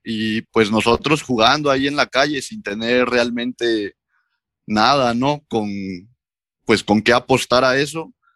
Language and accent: Spanish; Córdoba, Veracruz, Mexico; moved away; also born or lived in Hidalgo / Oaxaca / Guadalajara; soy originario de Córdoba, Veracruz